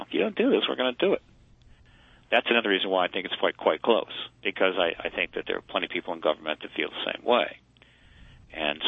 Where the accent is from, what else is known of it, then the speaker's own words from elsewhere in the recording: United States; I'm an American